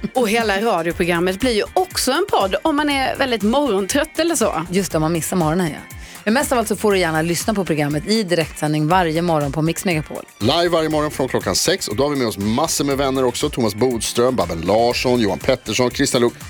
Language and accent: Swedish; Gothenburg, Västra Götaland, Sweden; jag är från Göteborg